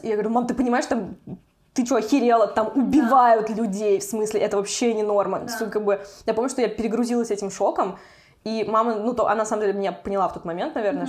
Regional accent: Kazan, Tatarstan, Russia; moved away as an adult; now in Europe; я из Татарстана, из Казани

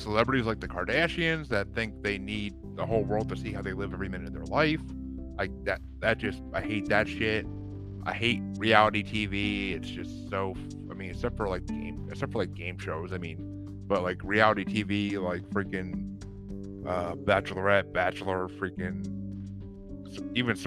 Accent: mid-state New York, United States; now in Massachusetts, United States; I'm not originally from Massachusetts. I'm originally from New York, like mid-state New York. So we have no accents over there, really

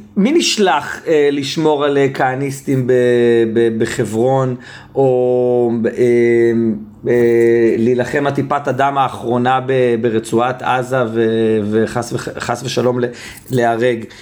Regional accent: Israel; כל מי שגדל על אותו סולם ערכים שאני גדלתי אה, במדינת ישראל

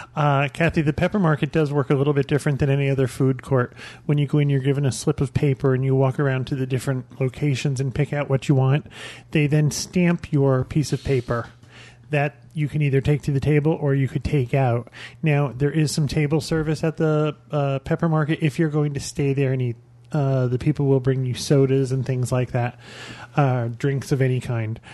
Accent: Albany, New York, United States; moved away; I'm from Albany, New York, and we used to have a place called the Inferno.

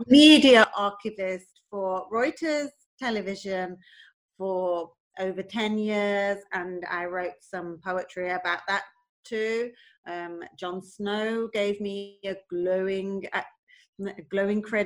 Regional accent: Manchester, North West England, United Kingdom; also born or lived in Bolton; now in London, United Kingdom; I'm from Crumpsall originally

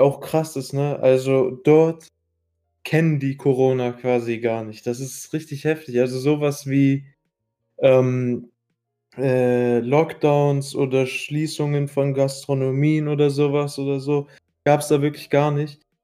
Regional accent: Iraq; now in Germany; ich war äh, in meiner Heimat, äh, in Irak

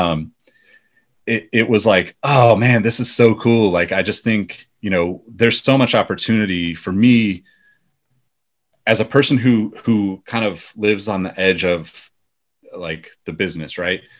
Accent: Sacramento, California, United States; also born or lived in Los Angeles, United States / New York, United States; I ended up moving back to Sacramento, which is my hometown

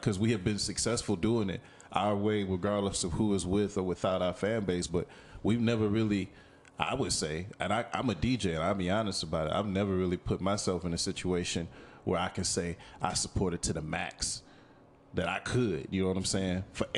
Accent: Louisiana, United States; you know, I came from Louisiana, and after living through the hurricanes, I was very I was very partial to natural disasters.

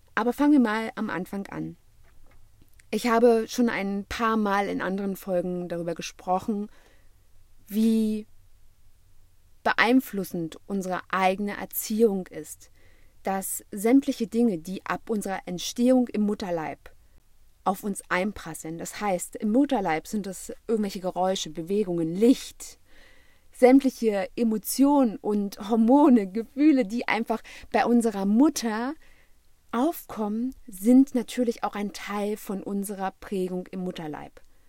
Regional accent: Germany; hier bei uns in Europa oder beziehungsweise ganz speziell in Deutschland

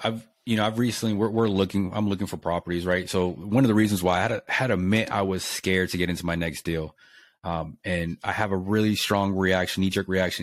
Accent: Lubbock, Texas, United States; moved away as an adult; also born or lived in Japan; moved here, and I'm from here.

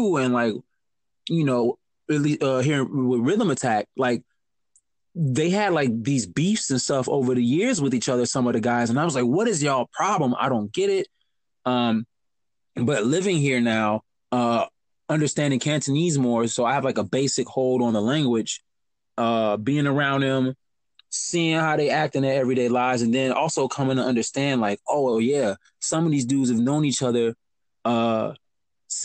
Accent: Chicago, Illinois, United States; also born or lived in Madison; growing up in Chicago

